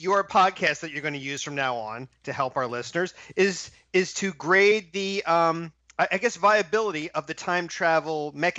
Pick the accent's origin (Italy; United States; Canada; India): United States; Philadelphia, Pennsylvania; I'm from Philadelphia